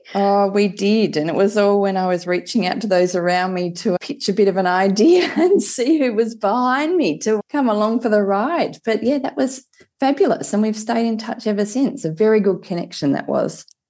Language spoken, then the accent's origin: English; Hobart, Tasmania, Australia; I grew up in Hobart, had a rather sheltered and a very lucky um, upbringing down in Tassie